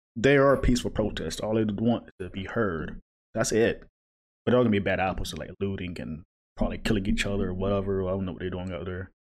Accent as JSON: {"language": "English", "region": "a small town in the South", "country": "United States", "moved": "yes", "said": "came from a smaller town, so a lot of rednecks and stuff, so not surprised there in the South"}